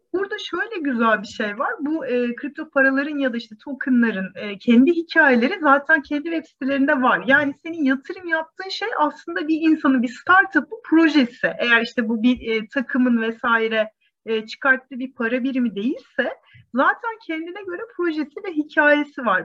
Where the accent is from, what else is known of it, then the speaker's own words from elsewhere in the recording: Turkey; bu ülkede e, doğduğuma